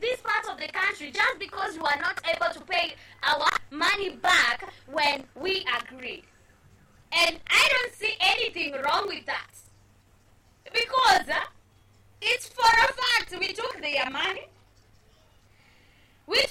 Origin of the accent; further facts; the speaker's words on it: Kenya; our country, Kenya